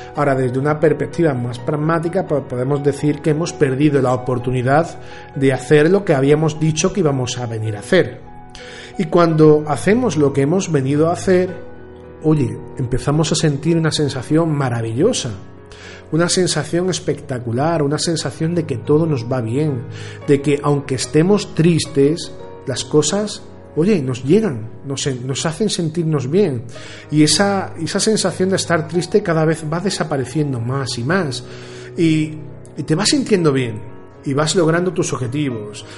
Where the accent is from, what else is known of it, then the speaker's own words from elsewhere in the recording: Andalusia, Spain; como decimos aquí en Andalucía, grito pelado